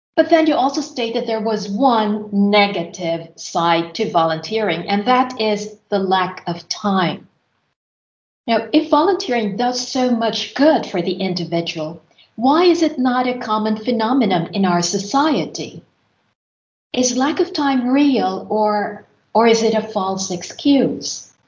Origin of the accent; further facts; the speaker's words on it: Philippines; moved away as an adult; now in Finland; my university years back in my home country, which is the Philippines